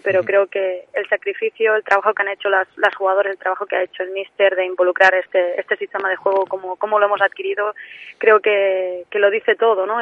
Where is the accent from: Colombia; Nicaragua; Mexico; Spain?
Spain; mainland Spain; accent: peninsular; moved away as an adult; now in Tenerife, Spain; tengo el acento muy peninsular